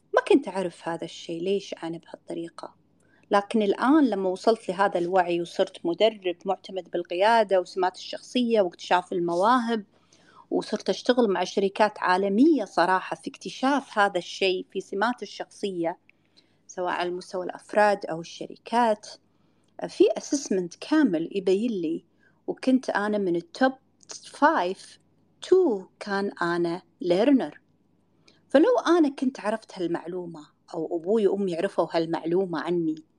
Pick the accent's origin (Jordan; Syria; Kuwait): Kuwait; accent: Kuwaiti; بلهجتنا بالكويتي